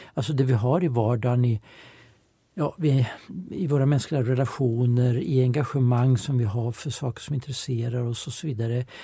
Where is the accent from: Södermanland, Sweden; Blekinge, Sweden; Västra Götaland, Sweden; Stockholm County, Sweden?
Södermanland, Sweden; Eskilstuna; Jag växte upp i Eskilstuna, jag är född 1960